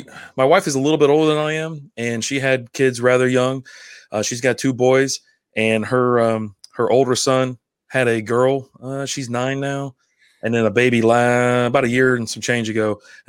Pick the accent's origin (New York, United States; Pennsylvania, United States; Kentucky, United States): Kentucky, United States; I'm from Kentucky.